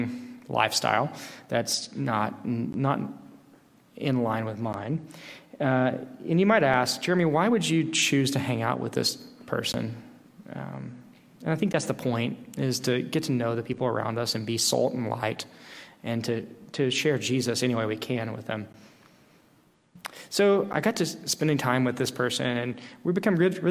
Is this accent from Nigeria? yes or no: no; Tennessee, United States; going back to my hometown in Tennessee